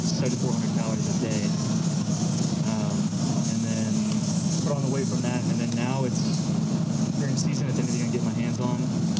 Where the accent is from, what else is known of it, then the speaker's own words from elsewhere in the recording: Fort Worth, Texas, United States; Fort Worth